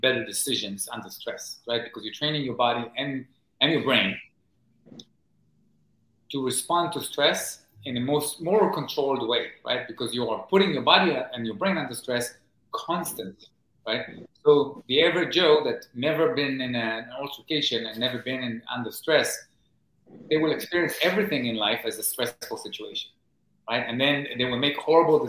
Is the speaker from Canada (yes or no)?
no; Israel; moved away as an adult; now in New York City, United States; I grew up in Israel in the 1980s, and as a teenager in the 90s.